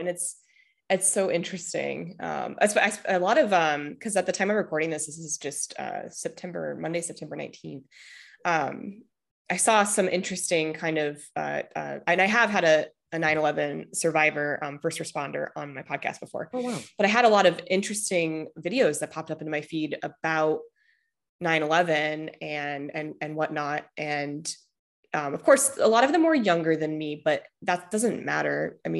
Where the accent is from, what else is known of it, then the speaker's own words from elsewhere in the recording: Midwest, United States; I say words weird all the time because I'm originally from the Midwest.